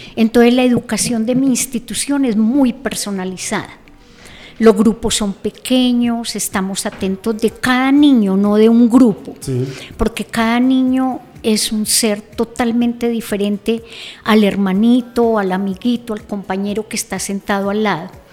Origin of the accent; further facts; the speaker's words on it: Zipaquirá, Cundinamarca, Colombia; Yo nací, bueno, acá en Zipaquirá, pero mi infancia la pasé en la vereda La Granja.